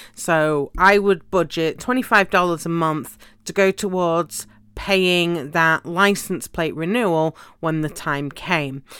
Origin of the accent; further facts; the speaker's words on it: United Kingdom; moved away as an adult; now in United States; where I lived in the U K, when I was a, um, at university in one city and then I would travel home because I had a job in my hometown